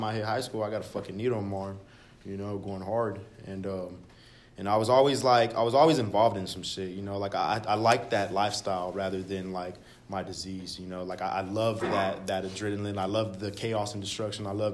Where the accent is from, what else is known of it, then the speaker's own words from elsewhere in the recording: Dallas, Texas, United States; I'm originally from Oak Cliff, Dallas, Texas